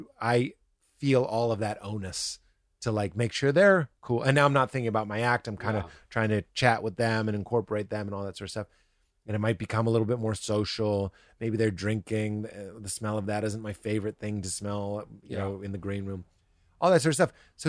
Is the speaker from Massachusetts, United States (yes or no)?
yes; Lexington, Massachusetts, United States; also born or lived in Somerville, Massachusetts; We're Lithuanians from Lexington, Massachusetts.